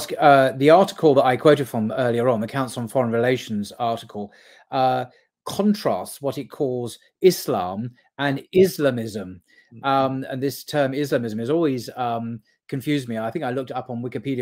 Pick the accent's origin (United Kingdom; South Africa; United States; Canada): United Kingdom; I'm British from speaking from the UK